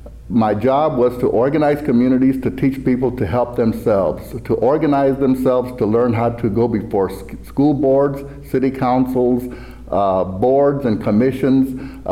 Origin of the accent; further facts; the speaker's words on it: Waco, Texas, United States; also born or lived in Hawaii; But Waco is my hometown, and that's where I was raised and graduated from high school and entered in college at McLennan Community College.